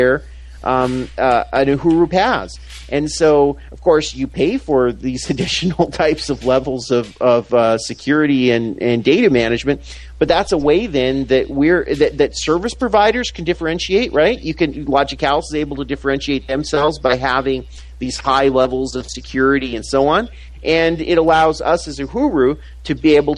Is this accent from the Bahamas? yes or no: no; Canada; moved away; where I'm from Canada originally